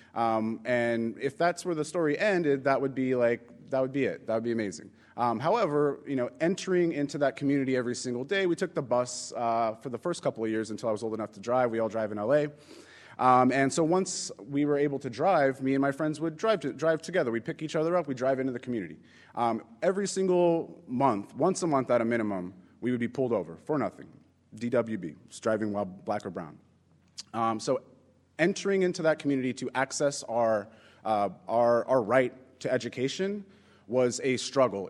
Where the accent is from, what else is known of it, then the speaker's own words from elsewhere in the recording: Inglewood, California, United States; now in New York City, United States; I grew up in Los Angeles. Um, I grew up in a community called Inglewood.